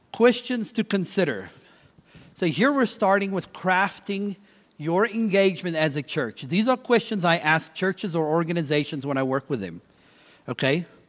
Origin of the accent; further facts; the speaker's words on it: South Africa; moved away; I'm originally from South Africa